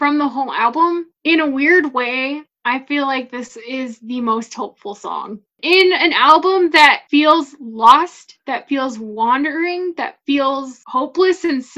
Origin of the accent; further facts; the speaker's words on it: Midwest, United States; I'm from the Midwest and I haven't traveled much outside of the Midwest